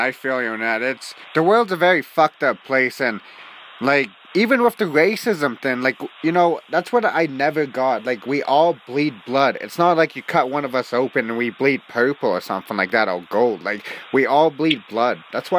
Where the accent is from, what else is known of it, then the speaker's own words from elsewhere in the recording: Canada; I'm from Canada